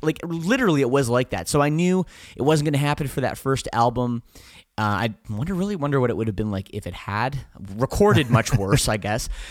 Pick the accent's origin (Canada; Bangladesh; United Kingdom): Canada; we're from Canada